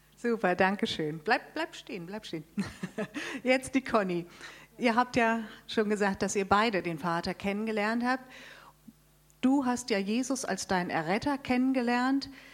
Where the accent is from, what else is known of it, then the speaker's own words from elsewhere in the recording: Darmstadt, Hesse, Germany; Wir kommen aus Darmstadt